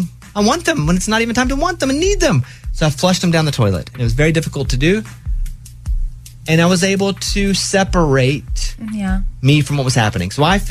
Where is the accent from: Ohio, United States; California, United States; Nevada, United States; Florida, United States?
Nevada, United States; Las Vegas; Hard to believe since I was born in Las Vegas and I've lived here my entire life.